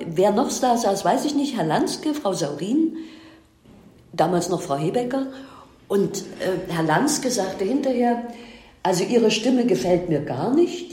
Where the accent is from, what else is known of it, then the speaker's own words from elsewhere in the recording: Leipzig, Saxony, Germany; ich bin in Leipzig geboren, und habe hier den wunderbaren Beruf des Buchhändlers gelernt